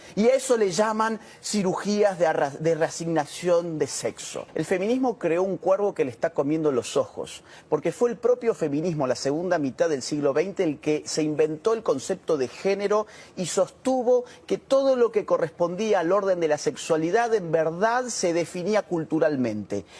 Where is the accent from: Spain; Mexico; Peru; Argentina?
Argentina; Córdoba; Córdoba, de donde yo soy